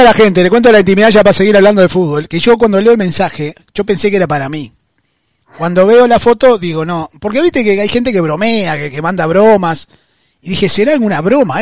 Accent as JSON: {"language": "Spanish", "country": "Argentina", "said": "yo soy argentino"}